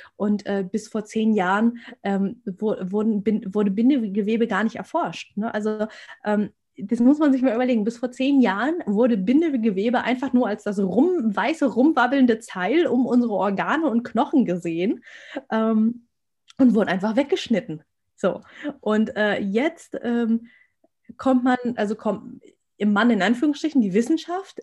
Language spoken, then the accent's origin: German; Germany; ich bin Deutsche, ich bin hier geboren, ich bin hier sozialisiert